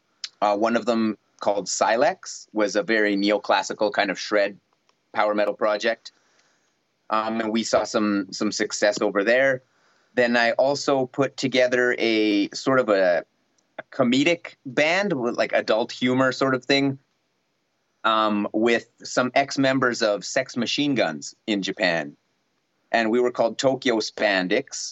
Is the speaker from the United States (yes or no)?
no; Canada